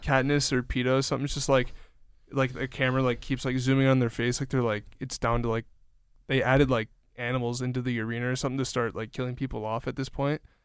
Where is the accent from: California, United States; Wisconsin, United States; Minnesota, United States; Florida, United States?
Wisconsin, United States; Kenosha; my hometown a few times at least, like, in, in Kenosha